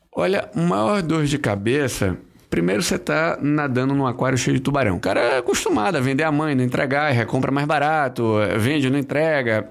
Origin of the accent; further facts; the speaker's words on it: Bahia, Brazil; Eu sou baiano, eu me formei na Bahia